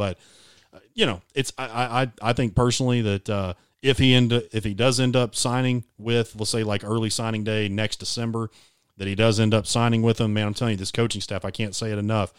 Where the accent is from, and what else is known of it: Arkansas, United States; born or raised there; moved away as an adult